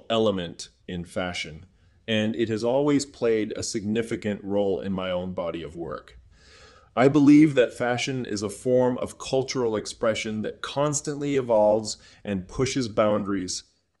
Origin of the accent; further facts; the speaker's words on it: Rockford, Illinois, United States; Well, I was born and raised in Rockford, Illinois, a small city outside of Chicago.